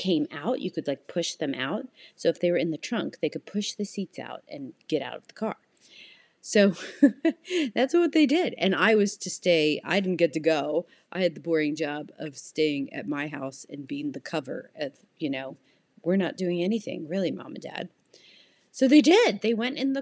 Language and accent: English; Canada; now in United States; I'm Canadian and we have a cottage in Canada